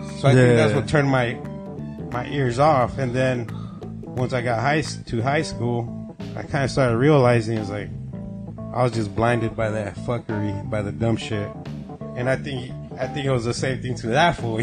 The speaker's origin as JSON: {"language": "English", "town": "Temecula", "region": "California", "country": "United States", "tie": "born or raised there", "said": "I grew up like in Temecula"}